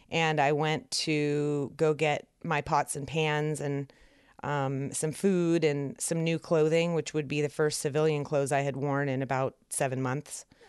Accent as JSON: {"language": "English", "town": "San Francisco", "region": "California", "country": "United States", "moved": "yes", "said": "I was from San Francisco"}